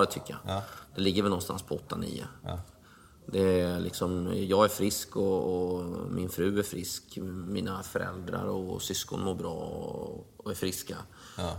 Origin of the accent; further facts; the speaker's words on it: Linghem, Östergötland, Sweden; also born or lived in Mjölby; i klubbhuset hemma i Linghem